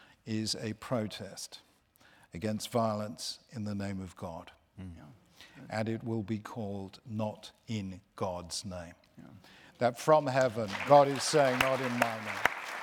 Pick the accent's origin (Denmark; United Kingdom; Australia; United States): United Kingdom; us Brits